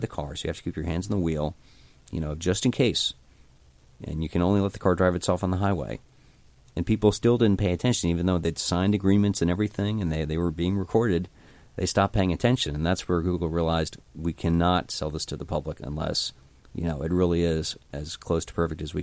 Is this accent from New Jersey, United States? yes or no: yes; New Jersey, United States; I grew up in New Jersey